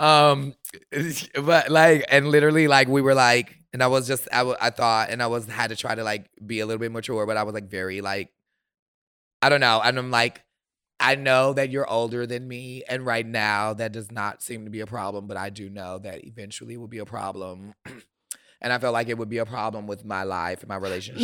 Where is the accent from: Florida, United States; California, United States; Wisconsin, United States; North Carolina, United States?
Wisconsin, United States; Milwaukee; I am from Milwaukee